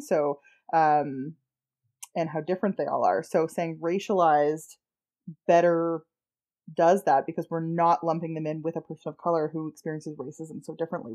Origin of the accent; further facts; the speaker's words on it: Canada; we're Canadian